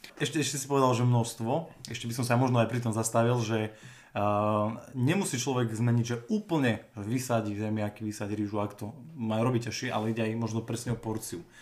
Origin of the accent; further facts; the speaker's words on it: Hriňová, Banská Bystrica Region, Slovakia; pochádzam z Riňovej